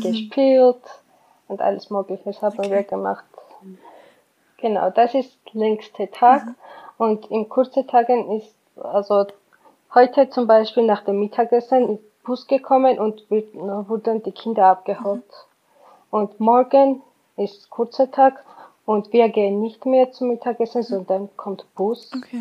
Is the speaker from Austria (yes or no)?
no; Georgia; German is a second language; moved away as an adult; now in Germany; Ich komme aus Georgien